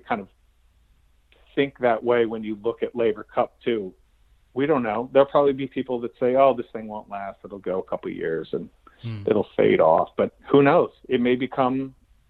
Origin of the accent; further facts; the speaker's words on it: Connecticut, United States; I grew up a Green Bay Packers fan growing up in Connecticut